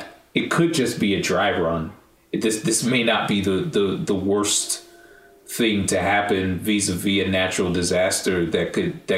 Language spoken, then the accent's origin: English; Northeast, United States; also born or lived in Cleveland / Boston / Connecticut; I grew up in the Northeast